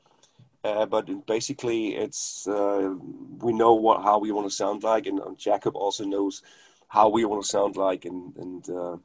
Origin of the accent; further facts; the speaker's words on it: Germany; first language German; English is a second language; it's not my native language, English